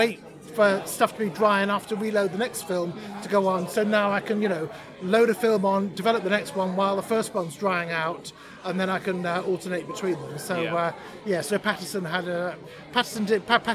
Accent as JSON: {"language": "English", "area": "between Rugby and Coventry", "region": "West Midlands", "country": "United Kingdom", "said": "I come from between Rugby and Coventry"}